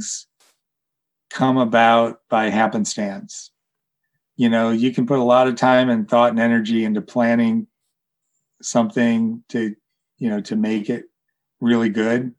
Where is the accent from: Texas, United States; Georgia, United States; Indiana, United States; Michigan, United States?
Michigan, United States; Detroit; we're both from Detroit. So we talked a lot about Detroit and growing up there.